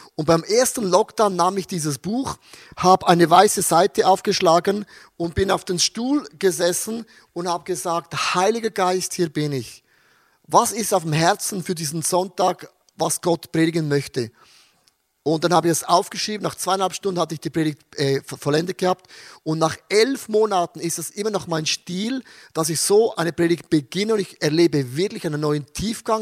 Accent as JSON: {"language": "German", "country": "Austria", "said": "2020 bei uns in Österreich, wir durften neun Leute taufen im ICF in Wien"}